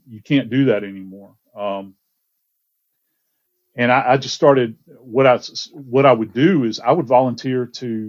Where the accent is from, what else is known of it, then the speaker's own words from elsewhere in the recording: Georgia, United States; also born or lived in Louisiana; I actually wound up growing up in Georgia.